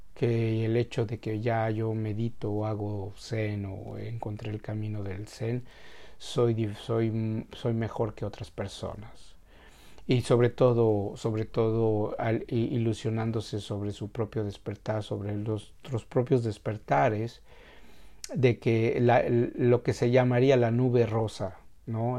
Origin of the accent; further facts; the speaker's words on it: Mexico; para nosotros como mexicanos